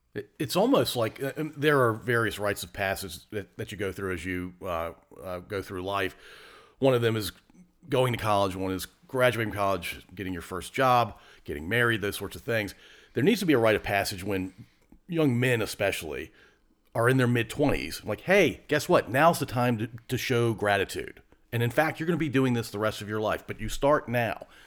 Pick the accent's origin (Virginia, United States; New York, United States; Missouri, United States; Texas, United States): Virginia, United States; Ashland; I grew up in the middle of Ashland